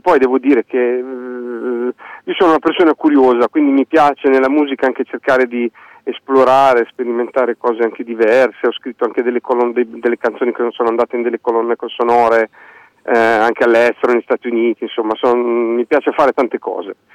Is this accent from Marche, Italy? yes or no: yes; Fano, Marche, Italy; accent: quasi romagnolo; sono, sono, di Fano, di Fano